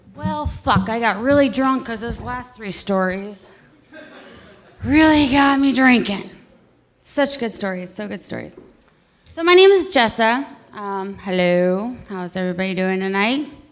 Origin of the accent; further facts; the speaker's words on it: Youngstown, Ohio, United States; I was born on Gypsy Lane in Youngstown, Ohio